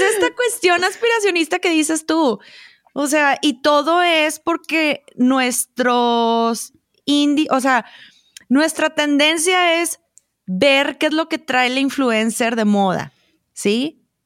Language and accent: Spanish; Monterrey, Nuevo León, Mexico; moved away as an adult; now in Chihuahua, Mexico; yo soy regia